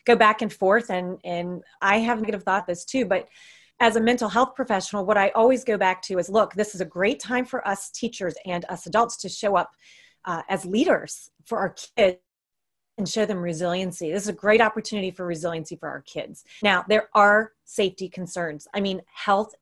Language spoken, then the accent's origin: English; United States; moved away; I'm from the States. All my family, extended family is there.